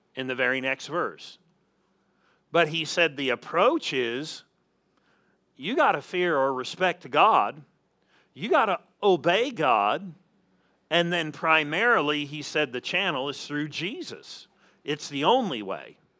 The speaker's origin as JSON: {"language": "English", "region": "Southern California", "country": "United States", "tie": "born or raised there", "moved": "yes", "said": "I'm originally from Southern California"}